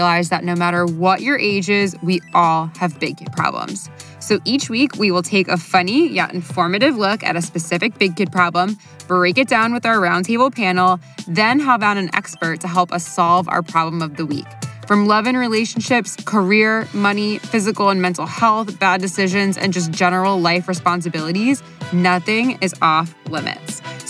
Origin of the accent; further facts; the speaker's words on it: Florida, United States; moved away as an adult; now in New York, United States; I know when I first moved to New York when I was 22. I was coming from Florida.